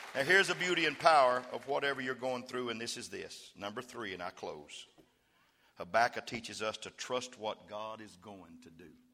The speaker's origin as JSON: {"language": "English", "region": "West Texas", "country": "United States", "said": "I'm from West Texas"}